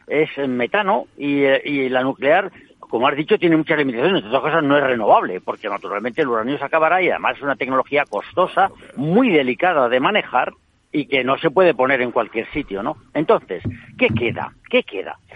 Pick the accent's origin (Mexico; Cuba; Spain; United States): Spain; me siento europeo y además español